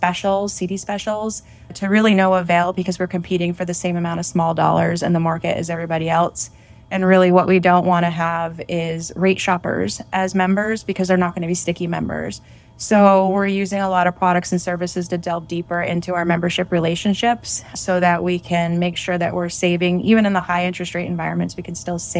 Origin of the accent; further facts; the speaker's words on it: Vermont, United States; I'm from Vermont.